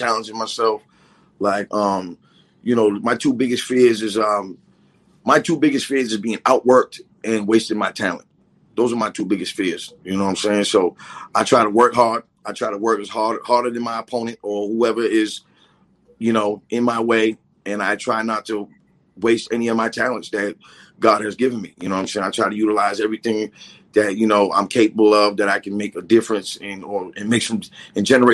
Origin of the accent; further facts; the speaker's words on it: New Bedford, Massachusetts, United States; moved away as an adult; born and raised in New Bedford